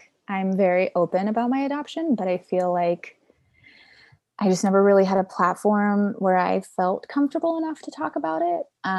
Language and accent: English; Charlotte, North Carolina, United States; also born or lived in Guatemala City, Guatemala; So I was born in Guatemala City, Guatemala, and then I was 3 months old when I was adopted, and I grew up in Charlotte whole life.